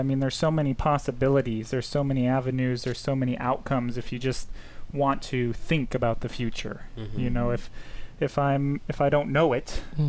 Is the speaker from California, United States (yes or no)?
yes; Southern California, United States; moved away as an adult; We're from Southern California.